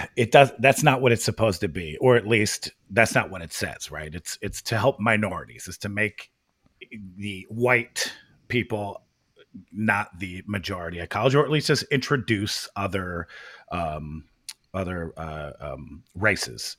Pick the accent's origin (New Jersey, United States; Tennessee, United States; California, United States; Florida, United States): New Jersey, United States; Princeton; we grew up in Princeton.